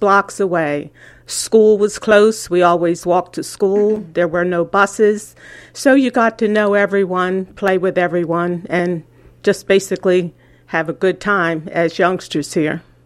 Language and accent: English; Ocean City, New Jersey, United States; growing up in Ocean City was fun because it is such a small place